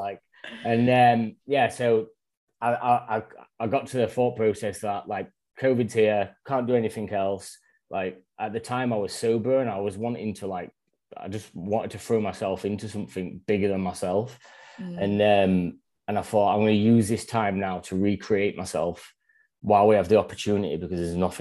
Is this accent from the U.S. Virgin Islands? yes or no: no; Northern England, Yorkshire and the Humber, United Kingdom; moved away as an adult; now in Australia; I'm from Northern England, Yorkshire